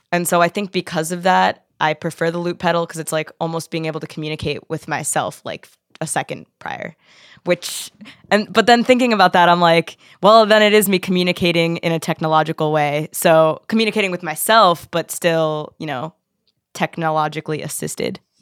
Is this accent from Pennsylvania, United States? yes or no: yes; Philadelphia, Pennsylvania, United States; moved away as an adult; now in Pittsburgh, United States; I'm from Philly